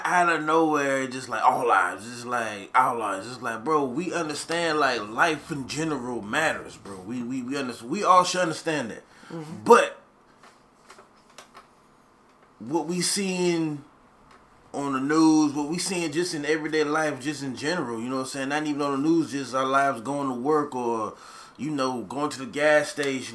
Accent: the South, United States; we from the South.

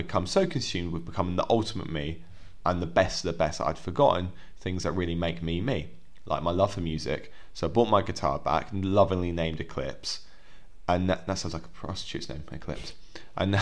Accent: England, United Kingdom; we're English

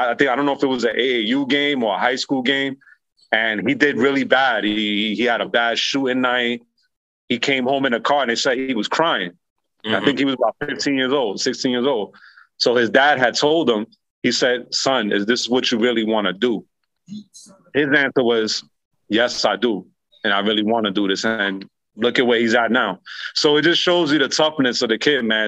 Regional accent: New York City, New York, United States; my hometown of Bronx

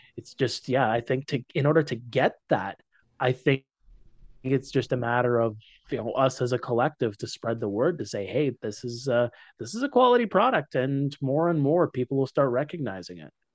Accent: Timmins, Ontario, Canada; moved away as an adult; also born or lived in North Bay, Canada; now in Waterloo Region, Canada; Moved up to my hometown of Timmins

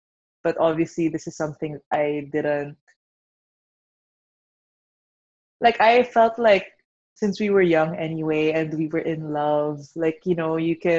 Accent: Philippines; And, like, being Chinese Filipino, you know what it means to, like, be able to appease the parents.

